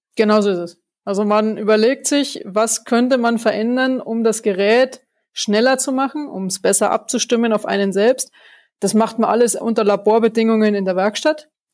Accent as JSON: {"language": "German", "town": "Schönau am Königssee", "region": "Bavaria", "country": "Germany", "said": "Also ich komme aus Berchtesgaden, aus der Schönau"}